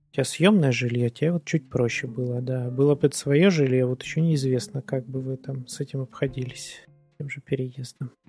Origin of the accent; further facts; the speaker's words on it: Stavropol, Stavropol Krai, Russia; now in Saint Petersburg, Russia; Какое-то время назад я мог бы говорить, там, что я там из Ставрополя, потому что ну, я там прожил больше всего времени, пожалуй. Но сейчас-то я в Питере прожил больше половины своей жизни уже.